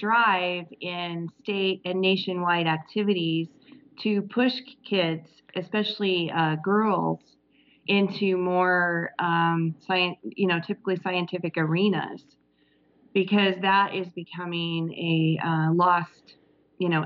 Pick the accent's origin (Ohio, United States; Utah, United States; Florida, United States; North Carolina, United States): Utah, United States; I was raised in Utah in a small Mormon community